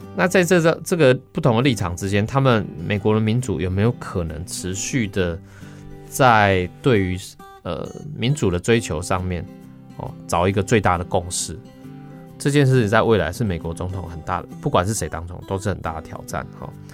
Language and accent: Chinese; Taiwan; 我们台湾人